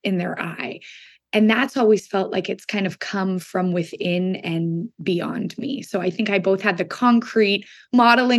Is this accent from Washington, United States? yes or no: yes; Seattle, Washington, United States; moved away as an adult; also born or lived in Boston; I grew up in Seattle, Washington, where I live right now